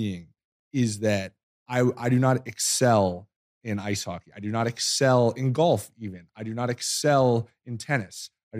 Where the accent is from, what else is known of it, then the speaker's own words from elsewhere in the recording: New Hampshire, United States; moved away; I'm from New Hampshire. I used to play pond hockey growing up.